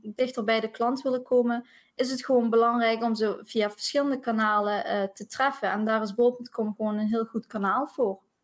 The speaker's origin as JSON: {"language": "Dutch", "region": "South Limburg", "country": "Netherlands", "accent": "Limburg", "said": "Ik eh, woon in Limburg, Zuid-Limburg, dus misschien eh, hoor je het ook aan mijn accentje"}